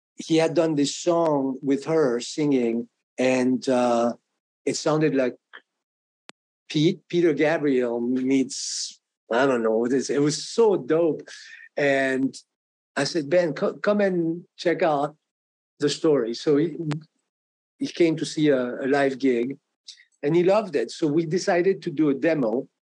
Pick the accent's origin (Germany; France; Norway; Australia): France; English is a second language; moved away as an adult; also born or lived in New York; now in Boston, United States; I came from France